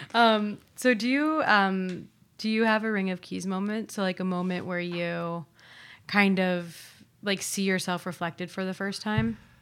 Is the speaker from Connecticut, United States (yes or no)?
no; Ohio, United States; now in New York, United States; moving back to Ohio because it feels like home to me.